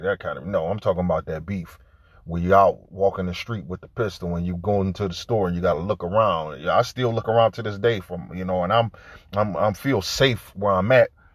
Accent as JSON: {"language": "English", "town": "Detroit", "region": "Michigan", "country": "United States", "tie": "born or raised there", "said": "I grew up in Detroit"}